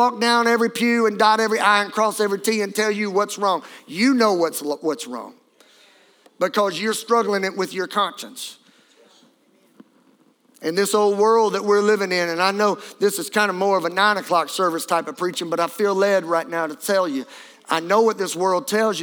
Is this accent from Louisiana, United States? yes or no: yes; Louisiana, United States; I'm from Louisiana